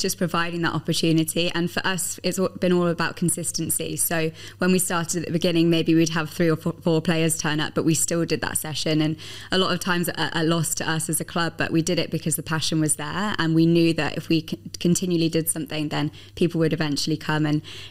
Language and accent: English; England, United Kingdom; And obviously I'm English, so I was very pleased that the Lionesses won the Euros last 100%. Summer.